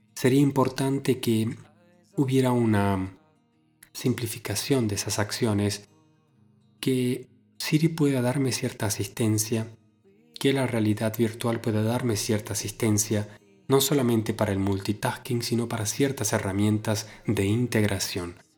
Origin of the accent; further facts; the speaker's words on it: Argentina; en mi ciudad natal, en Argentina